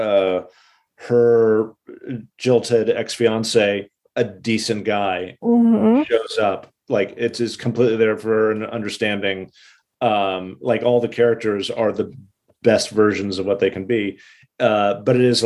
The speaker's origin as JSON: {"language": "English", "town": "Pasadena", "region": "California", "country": "United States", "tie": "born or raised there", "moved": "yes", "lives_now": "New York, United States", "said": "I grew up in Pasadena"}